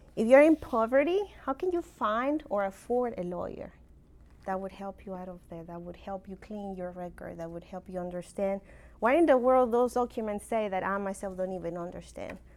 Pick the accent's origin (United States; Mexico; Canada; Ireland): Mexico; accent: funky accent; moved away; I'm originally from Mexico